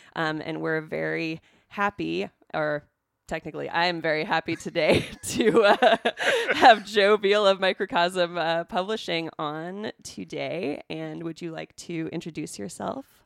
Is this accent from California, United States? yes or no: yes; California, United States; I'm from California